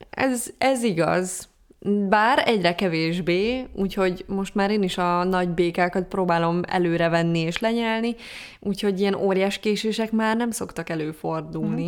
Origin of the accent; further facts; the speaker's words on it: Pécs, Baranya, Hungary; moved away; amikor elköltöztem Pécsről